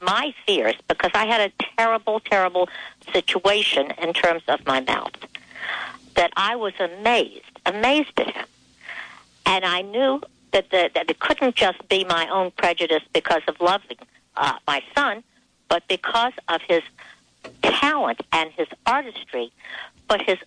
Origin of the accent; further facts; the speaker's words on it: East Coast, United States; I'm from the East Coast, and we are very fast over here